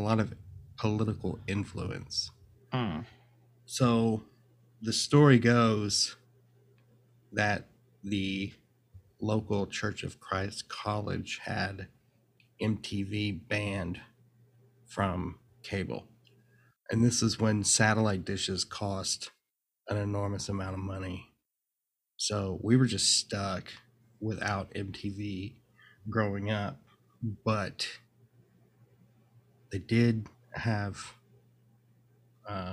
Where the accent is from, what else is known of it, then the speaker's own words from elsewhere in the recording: Searcy, Arkansas, United States; now in Austin, United States; I grew up in a small town in Arkansas, Searcy, Arkansas